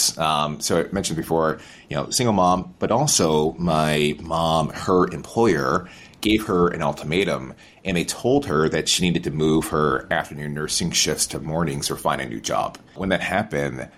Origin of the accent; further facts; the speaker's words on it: Albany, New York, United States; moved away as an adult; now in Boston, United States; Born and raised in Albany, New York